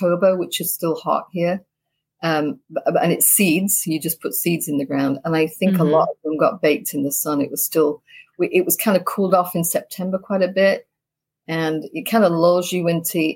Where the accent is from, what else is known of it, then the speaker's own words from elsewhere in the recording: Leeds, Yorkshire and the Humber, United Kingdom; moved away as an adult; also born or lived in Idaho; now in United States; I'm from Yorkshire, England, post-war baby. Born in Leeds